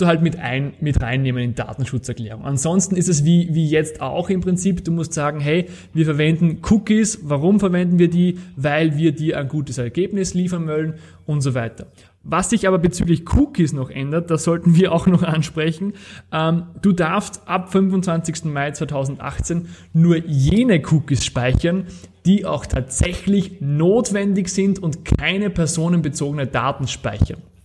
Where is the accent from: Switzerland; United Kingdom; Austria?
Austria; Das Ganze nennt sich Ver Verfahrensverzeichnis bei uns in Österreich.